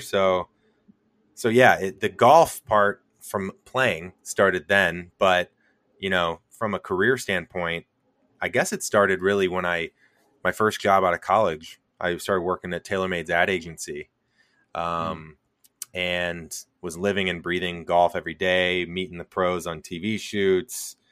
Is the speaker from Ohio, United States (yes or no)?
no; St. Louis, Missouri, United States; I'm from Saint Louis